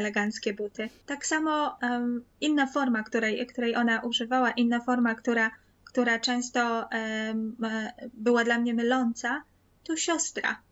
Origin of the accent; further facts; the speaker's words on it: Kraków, Lesser Poland, Poland; W Krakowie, w Małopolsce mówimy oczywiście na pole, nie na dwór.